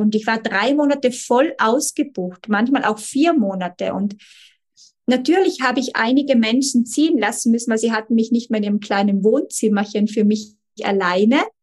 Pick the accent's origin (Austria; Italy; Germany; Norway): Italy; bei uns in Italien